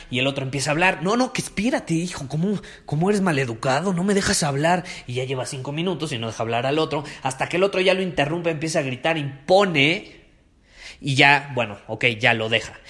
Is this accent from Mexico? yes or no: yes; Mexico; como nosotros somos de México